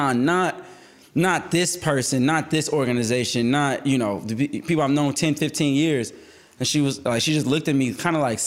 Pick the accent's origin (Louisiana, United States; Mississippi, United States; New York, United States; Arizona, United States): New York, United States; Growing up in New York